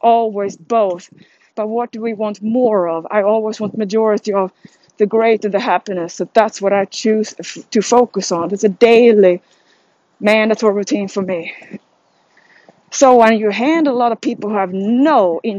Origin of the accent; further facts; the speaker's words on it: Sweden; I'm from Sweden